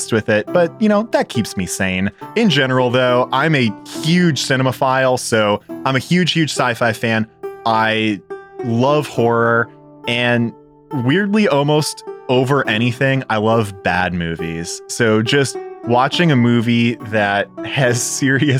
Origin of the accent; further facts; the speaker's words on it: Chicago, Illinois, United States; moved away as an adult; also born or lived in Indiana; now in Columbus, United States; I am originally from Chicago, went to school in Indiana, and like a lot of the folks on this show and just in our general friend group, found my way to Columbus, Ohio through work